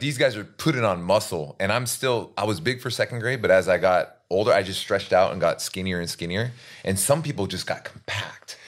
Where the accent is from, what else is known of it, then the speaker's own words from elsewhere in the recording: Seattle, Washington, United States; growing up in Seattle and, which is kind of a city, but kind of country